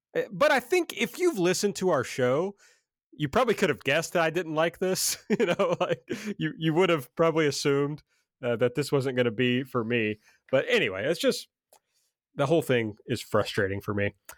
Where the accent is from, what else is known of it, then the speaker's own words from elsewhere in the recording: the South, United States; I'm from the South